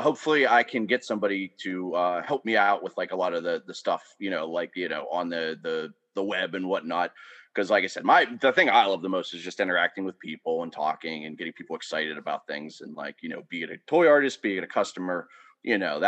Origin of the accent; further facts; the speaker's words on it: Pittsburgh, Pennsylvania, United States; moved away as an adult; now in Pottstown, United States; I grew up in Pittsburgh from the south side for most, you know, for till I moved out here almost over a decade ago